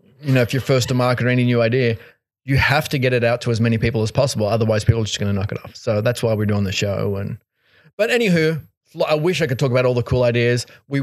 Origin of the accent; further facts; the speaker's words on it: United States; we're here from America.